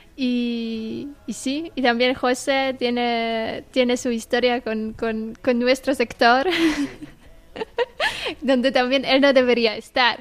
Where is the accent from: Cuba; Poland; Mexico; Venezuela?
Poland; Toruń, Kuyavian-Pomeranian Voivodeship; Spanish is a second language; moved away as an adult; now in Murcia, Spain; soy de Polonia, soy de Torun. Eh, ahora mismo estoy viviendo aquí, en España, en Murcia